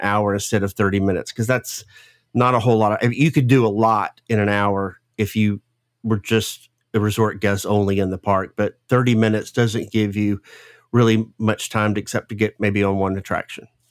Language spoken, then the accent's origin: English; the South, United States; accent: Southern; growing up in the South, you know, with a, I have, I have a pretty, uh, southern, a big Southern accent